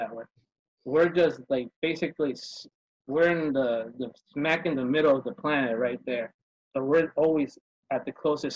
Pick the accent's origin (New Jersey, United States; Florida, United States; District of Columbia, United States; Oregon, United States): New Jersey, United States; also born or lived in Texarkana, Texas; Originally, I'm from New Jersey. Born and raised in the States, grew up.